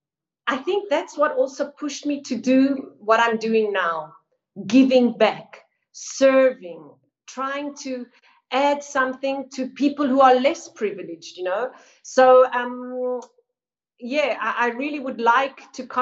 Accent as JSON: {"language": "English", "town": "Johannesburg", "region": "Gauteng", "country": "South Africa", "tie": "born or raised there", "also_born_or_lived": "Milan, Italy", "moved": "as an adult", "lives_now": "Italy", "said": "I was born in Johannesburg quite a while ago."}